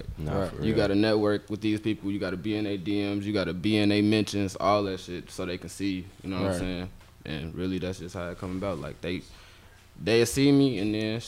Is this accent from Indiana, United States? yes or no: yes; Indianapolis, Indiana, United States; I'm from Indianapolis.